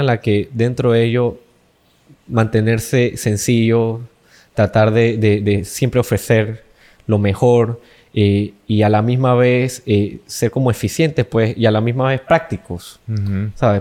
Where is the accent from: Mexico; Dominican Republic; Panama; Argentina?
Panama; nosotros aquí en Panamá por lo menos somos un país latino